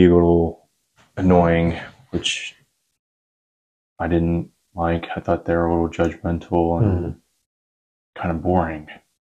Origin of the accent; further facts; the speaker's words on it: Lookout Mountain, Georgia, United States; Lookout Mountain, Georgia.